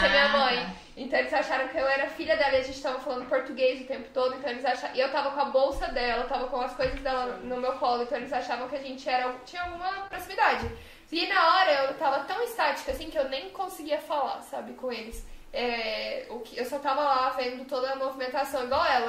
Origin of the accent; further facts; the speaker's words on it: Brazil; moved away; also born or lived in United States; nós como brasileiros